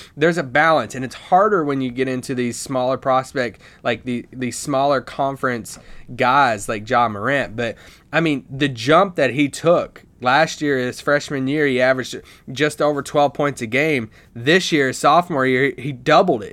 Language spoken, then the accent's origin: English; Kentucky, United States; moved away; I'm back home in Kentucky visiting, uh, my family and my hometown